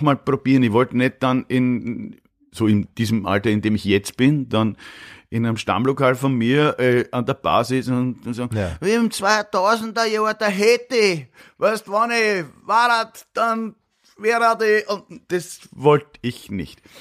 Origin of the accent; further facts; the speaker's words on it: Vienna, Austria; accent: Viennese; moved away as an adult; also born or lived in Munich, Germany; now in Germany; ich komme ja aus Döbling, aus dem schönen Döbling, mhm. nicht? Aus Döbling komme ich, aber aus dem Gemeindebau